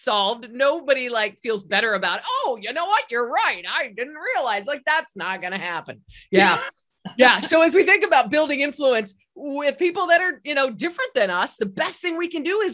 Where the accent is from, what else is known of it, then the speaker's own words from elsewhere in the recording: Egypt; moved away; I grew up on Egyptian street food